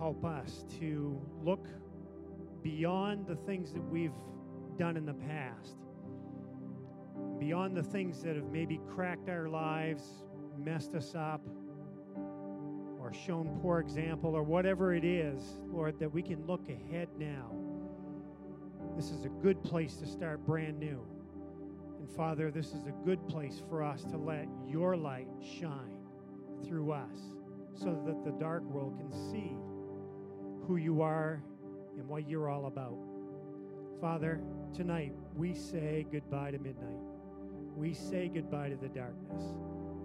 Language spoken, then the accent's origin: English; United States; I, being a good American